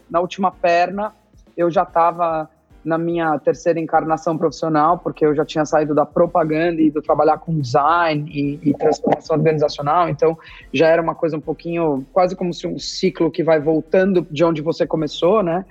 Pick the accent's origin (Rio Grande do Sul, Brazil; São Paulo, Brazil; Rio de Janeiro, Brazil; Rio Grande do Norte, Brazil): São Paulo, Brazil; moved away as an adult; Eu sou de São Paulo, eu estudei a minha vida inteira em São Paulo, é, escola e faculdade